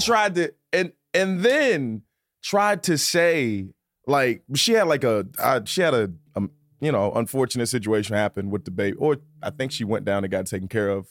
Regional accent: Virginia, United States; moved away; also born or lived in New York City; I'm from Virginia

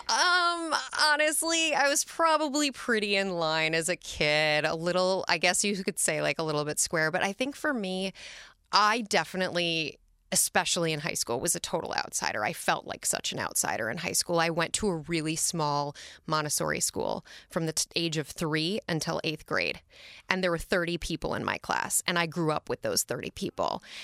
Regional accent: Minneapolis, Minnesota, United States; now in New York City, United States; We grew up in Northeast Minneapolis in the city proper

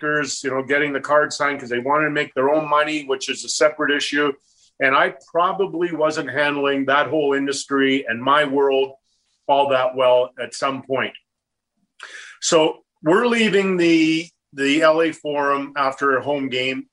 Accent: Edmonton, Alberta, Canada; moved away as an adult; also born or lived in Los Angeles; growing up in Edmonton that I would have ever played in the National Hockey League

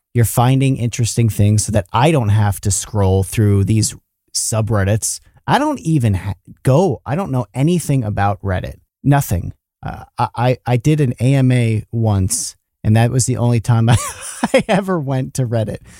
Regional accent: New York, United States; Matt and I grew up in New York

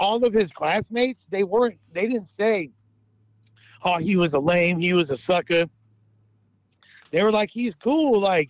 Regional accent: Los Angeles, California, United States; also born or lived in Oakland; I'm born and raised in Los Angeles.

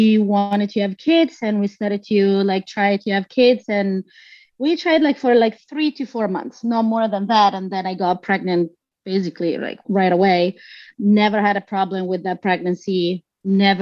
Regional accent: Bologna, Emilia-Romagna, Italy; moved away as an adult; now in United States; I'm from Bologna in Italy in the north. And then I moved here like about 10 years ago for work

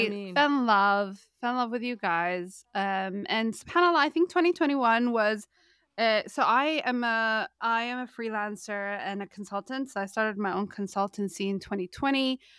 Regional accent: Canada; Maybe because, you know, we're both from Canada

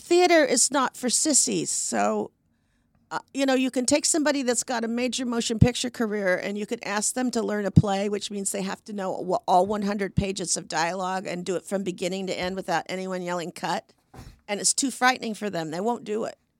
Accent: Portland, Oregon, United States; moved away; I'm from Portland.

